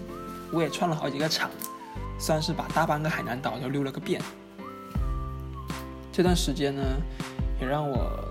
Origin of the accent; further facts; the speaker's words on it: Hainan, China; accent: Hainan Mandarin; 其实我想跟他们说的是，都是你们这个东北人和北京人把我口音带的四不像。稍说话稍微一不注意呢，就东北味。其实呢，其实我觉得我的海普还挺好看啊，还挺好听的嘛